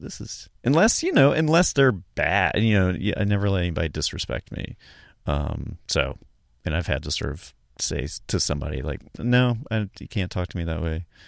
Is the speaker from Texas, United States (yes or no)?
no; Charlotte, North Carolina, United States; moved away; I'm from North, North Carolina originally, Charlotte